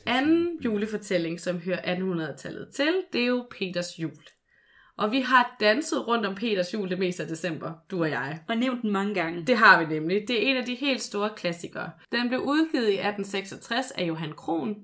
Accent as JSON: {"language": "Danish", "town": "Skanderborg", "region": "Central Denmark Region", "country": "Denmark", "said": "Skanderborg, hvor jeg er fra"}